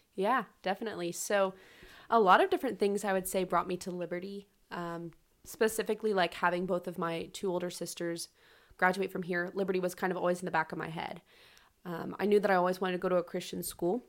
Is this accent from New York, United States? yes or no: no; Charlotte, North Carolina, United States; moved away as an adult; now in Lynchburg, United States; I am from Charlotte, North Carolina.